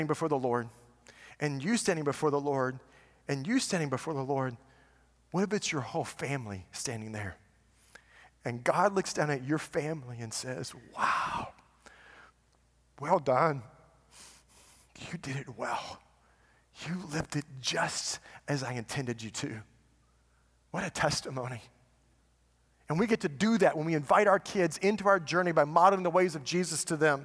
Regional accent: United States; we've been trained as American parents

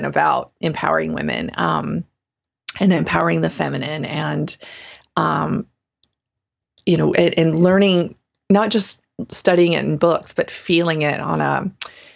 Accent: the South, United States; moved away; also born or lived in Portland, Oregon; I grew up in the South

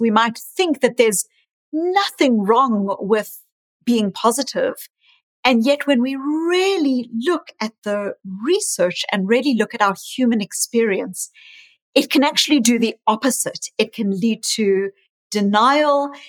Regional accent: South Africa; also born or lived in New Zealand / Australia; now in Boston, United States; I was raised in South Africa, born in South Africa

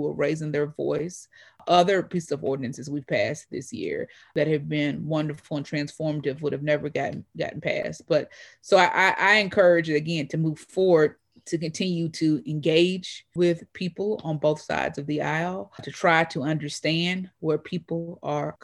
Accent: Louisville, Kentucky, United States; I've lived in Louisville my entire life outside of being away for college and for law school

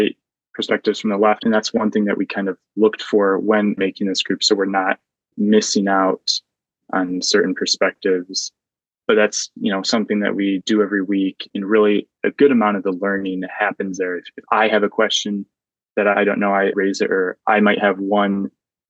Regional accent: Williamston, Michigan, United States; moved away as an adult; also born or lived in Notre Dame, Indiana; now in Cambridge, Massachusetts, United States; growing up in Williamston

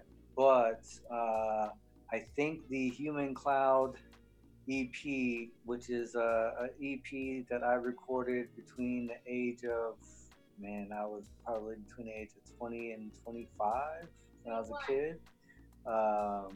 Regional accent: Central Florida, United States; I'm from Central Florida

